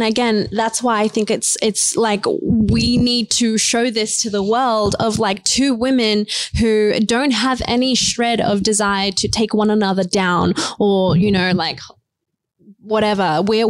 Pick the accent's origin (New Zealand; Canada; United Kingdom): New Zealand; also born or lived in India; For me, I was born in India. Then we moved to a really, really low socioeconomic place in New Zealand next to a maximum security prison